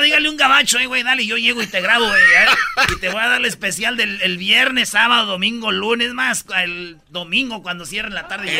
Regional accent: Michoacán, Mexico; soy de Michoacán

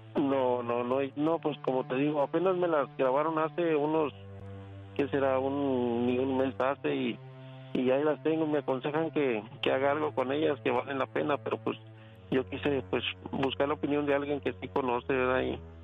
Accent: Zacatecas, Mexico; Soy de Zacatecas.

